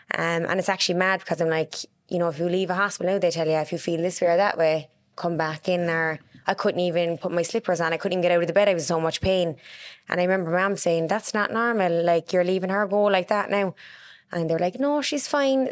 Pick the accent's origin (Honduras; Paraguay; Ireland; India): Ireland; Cork, Munster; also born or lived in Carrignavar; I grew up in Mayfield.